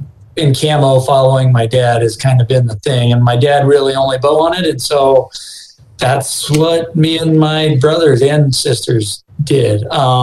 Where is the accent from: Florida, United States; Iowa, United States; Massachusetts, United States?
Iowa, United States; also born or lived in Washington / Georgia / Missouri; I grew up in Southeast Iowa. I actually kind of grew up everywhere. My dad was in the military, so I lived in Washington for a while and Georgia and Missouri. But ultimately, high school and middle school in Southeast Iowa